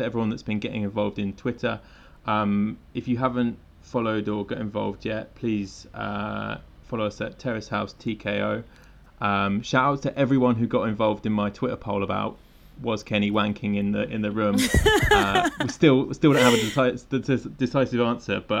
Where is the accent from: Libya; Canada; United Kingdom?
United Kingdom; England; now in Tokyo, Japan; I'm an English guy that lives in Tokyo.